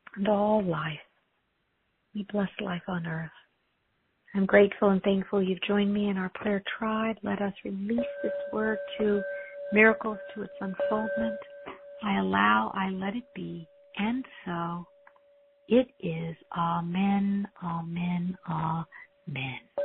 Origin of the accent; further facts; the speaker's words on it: United States; I'm an American